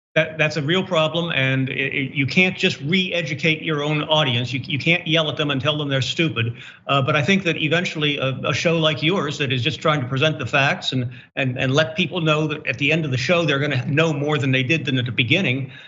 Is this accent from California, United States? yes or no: no; Pittsburgh, Pennsylvania, United States; moved away; I share Pittsburgh with Jerry